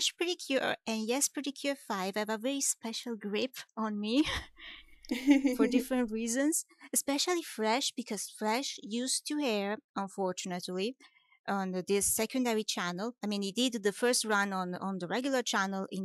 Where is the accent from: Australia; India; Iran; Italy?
Italy; I come from Italy